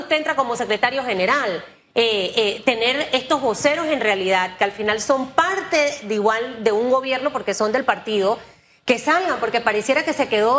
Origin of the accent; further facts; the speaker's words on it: Panama; yo como, como panameña